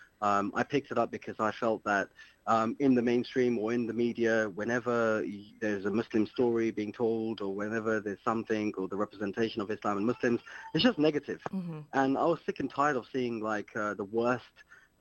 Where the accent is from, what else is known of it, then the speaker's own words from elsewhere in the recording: London, United Kingdom; moved away as an adult; also born or lived in Luton; But I am from West London. I grew up in West London